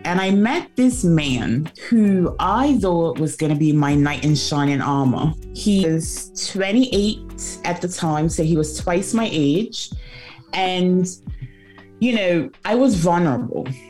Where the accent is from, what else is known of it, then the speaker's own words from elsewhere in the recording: Bermuda; now in London, United Kingdom; I am originally from Bermuda, born and raised, proudly an onion